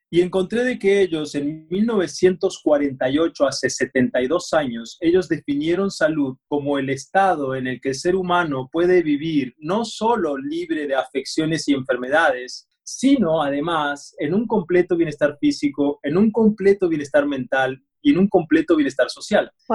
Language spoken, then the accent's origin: Spanish; Argentina; yo me crié en Argentina